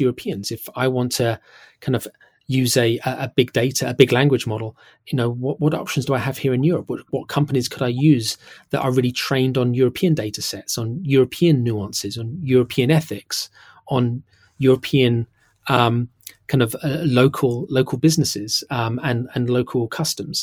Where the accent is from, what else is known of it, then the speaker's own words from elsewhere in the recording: United Kingdom; now in London, United Kingdom; I'm British and I live here in, in London